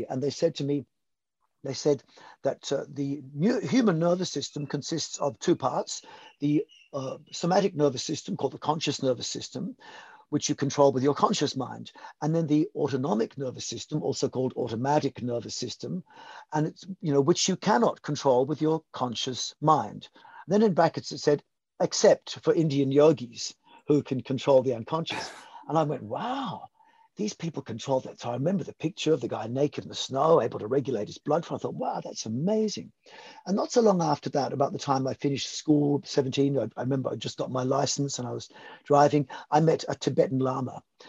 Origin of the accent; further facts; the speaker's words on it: Malta; born there; Look, I was born in Malta, the Mediterranean Sea, and my father was in the British Army, and he was a free diver.